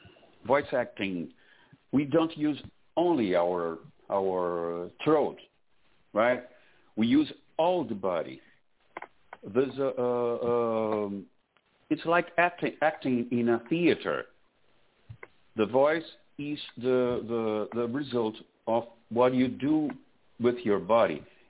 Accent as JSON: {"language": "English", "country": "Brazil", "second_language": "English", "moved": "as an adult", "lives_now": "Florida, United States", "said": "So this is because I moved from Brazil to here. I'm in Florida now."}